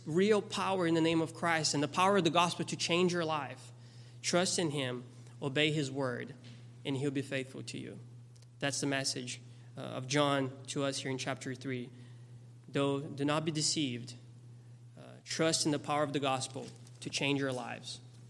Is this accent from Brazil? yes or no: yes; Brazil; moved away; I grew up in Brazil.